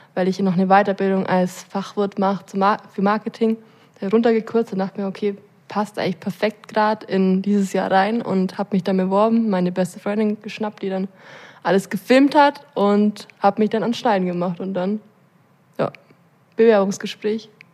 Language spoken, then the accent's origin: German; Allgäu, Bavaria, Germany; als gebürtige Allgäuerin